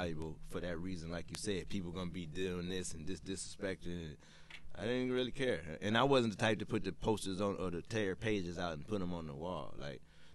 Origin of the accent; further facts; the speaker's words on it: Detroit, Michigan, United States; now in Atlanta, United States; I come from Detroit, so me buying comics and rap mags back in the day, it was on Woodward